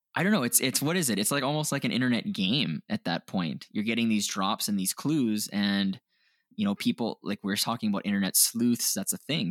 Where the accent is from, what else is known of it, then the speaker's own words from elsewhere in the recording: Canada; we're Canadian